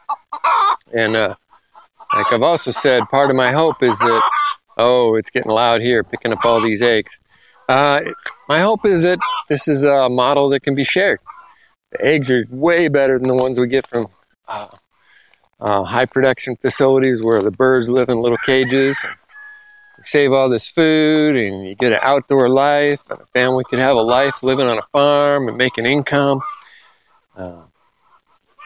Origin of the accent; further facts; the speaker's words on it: Los Angeles, California, United States; now in Western Washington, United States; I was growing up in Los Angeles